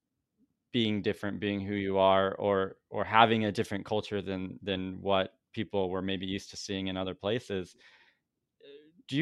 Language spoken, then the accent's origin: English; Central Illinois, United States; also born or lived in Mexico; now in Chicago, United States; I grew up in Central Illinois